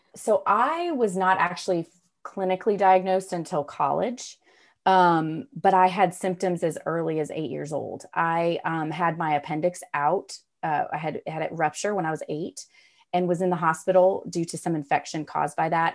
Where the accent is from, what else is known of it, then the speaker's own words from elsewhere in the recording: Raleigh, North Carolina, United States; I'm from Raleigh, North Carolina. I've grown up here.